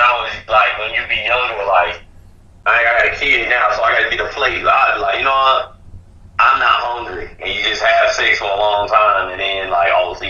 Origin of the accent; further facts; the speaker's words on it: the South, United States; I'm from the South